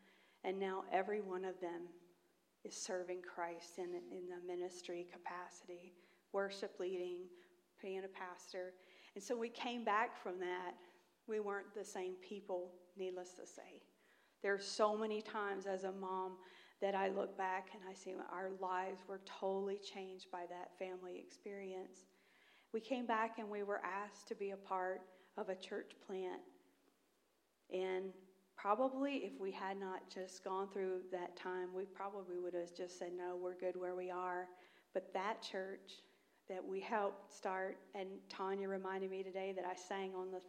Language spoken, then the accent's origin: English; Mississippi, United States; accent: Southern; Just last week, I was in Mississippi getting my southern accent rejuvenated.